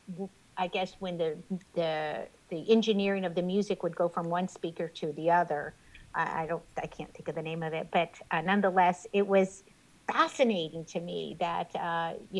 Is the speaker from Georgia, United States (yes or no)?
no; Robstown, Texas, United States; I grew up in Robstown.